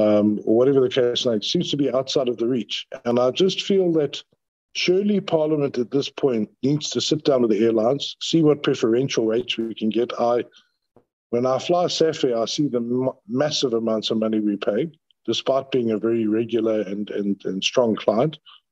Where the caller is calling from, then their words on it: Cape Town, Western Cape, South Africa; Chairperson, I'm calling from Acacia Park, so you know what the signal is like here.